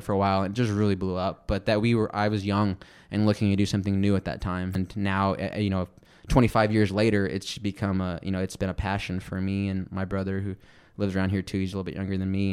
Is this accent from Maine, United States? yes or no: no; Midland, Texas, United States; I'm from Midland, Odessa, that way